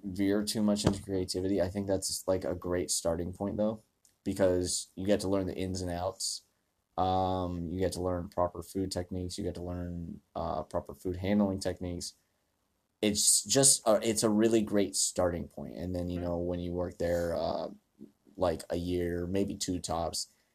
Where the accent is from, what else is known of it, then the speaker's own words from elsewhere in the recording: Beckley, West Virginia, United States; moved away; my hometown, Beckley, West Virginia